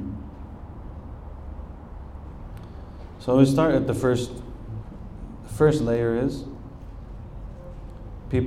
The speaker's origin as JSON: {"language": "English", "country": "United States"}